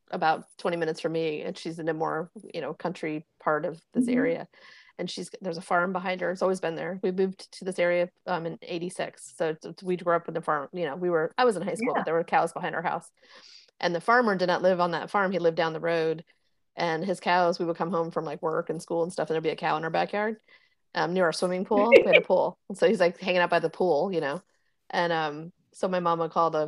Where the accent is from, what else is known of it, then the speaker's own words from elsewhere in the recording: Miami, Florida, United States; moved away; also born or lived in Fort Lauderdale; we're like from Miami, and Fort Lauderdale, Miami area